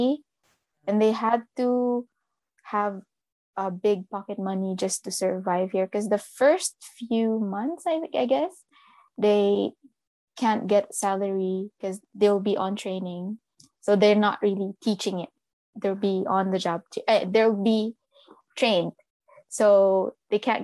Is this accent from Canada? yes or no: no; Cebu, Central Visayas, Philippines; moved away as an adult; now in Japan; I'm from Cebu.